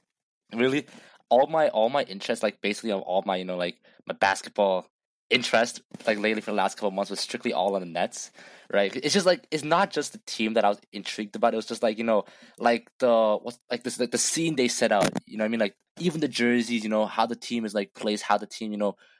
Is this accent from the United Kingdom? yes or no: no; Toronto, Ontario, Canada; we are from Toronto